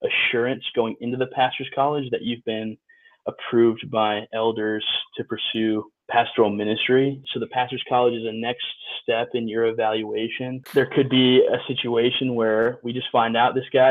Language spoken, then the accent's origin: English; Chicago, Illinois, United States; I grew up in Chicago area.